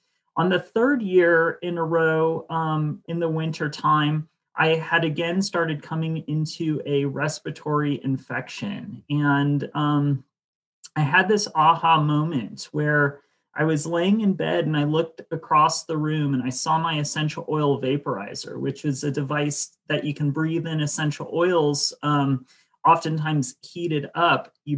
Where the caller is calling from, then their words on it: Ashland, Oregon, United States; I'm back at the lab in Ashland, Oregon.